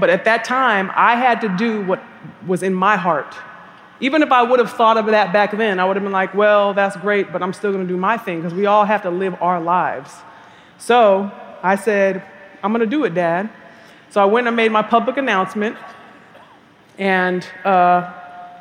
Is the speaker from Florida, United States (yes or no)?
no; California, United States; I'm from California.